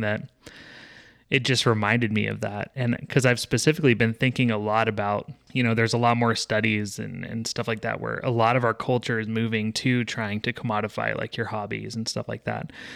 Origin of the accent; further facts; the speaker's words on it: Texas, United States; I grew up in Texas